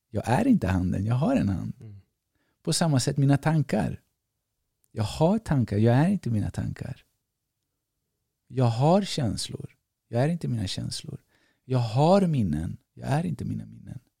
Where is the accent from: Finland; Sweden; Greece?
Greece; jag är grek, jag är si, jag är basketspelare, jag är det, jag är det där och så vidare.